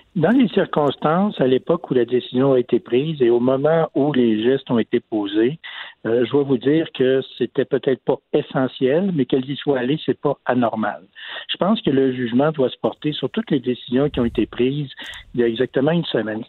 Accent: Canada; on est tous des Canadiens

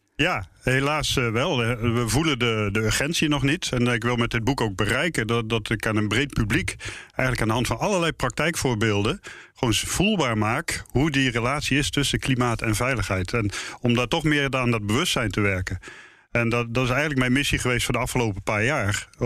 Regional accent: Netherlands; omdat ik uit Nederland kwam

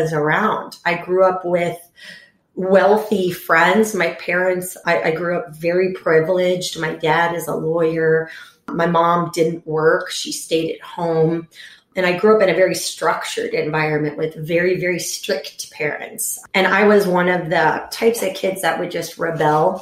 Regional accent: Houston, Texas, United States; now in Chicago, United States; I grew up in Houston, Texas.

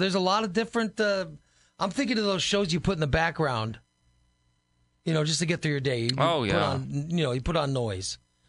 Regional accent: Gillespie, Illinois, United States; also born or lived in Chatham, Illinois; I grew up in Gillespie. I got Springfield stations, I got St. Louis stations, I got everything.

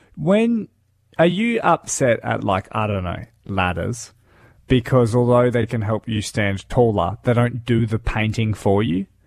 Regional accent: Darwin, Northern Territory, Australia; now in Limestone Coast, Australia; I grew up in Darwin

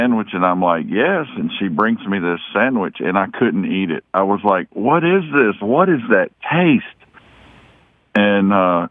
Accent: Wilmington, North Carolina, United States; I grew up in Wilmington, North Carolina, and down in the South, and we eat Duke's mayonnaise.

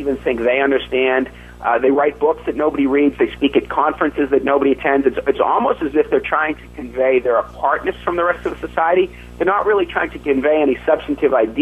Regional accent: Massachusetts, United States; There was a prep school in my home state of Massachusetts.

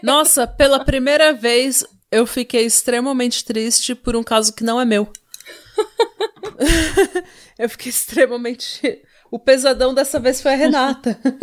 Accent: Brazil; a gente é brasileiro

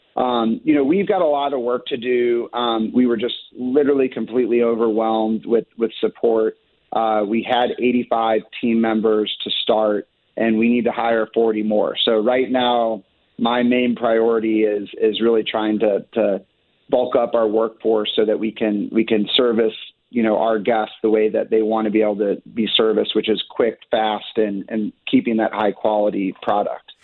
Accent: Sullivan, Missouri, United States; also born or lived in Chicago; I'm originally from Sullivan, Missouri. Grew up there

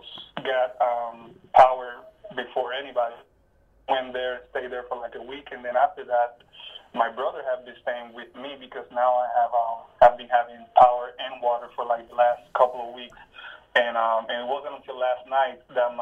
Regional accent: Ponce, Puerto Rico; English is a second language; also born or lived in Belgium; Right now, I am in Ponce, which is my hometown. It's in the southern part of the island

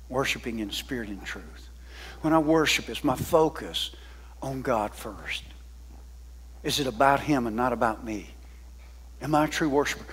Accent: the South, United States; I'm a Southerner

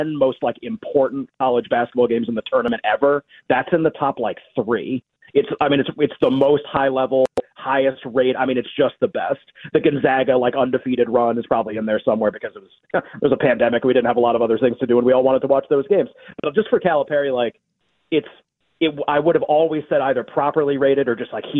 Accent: Massachusetts, United States; I grew up in Massachusetts. That's where we moved there when I was a couple of years old.

